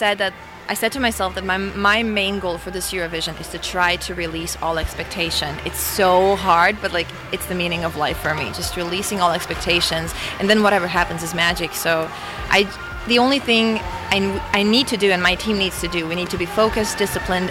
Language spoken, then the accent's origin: English; Croatia; us Croatians